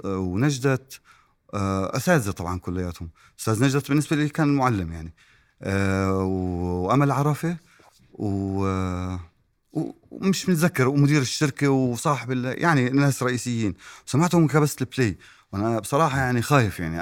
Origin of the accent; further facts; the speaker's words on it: Irbid, Irbid Governorate, Jordan; أنا ابن إربد. وإربد يعني قرى.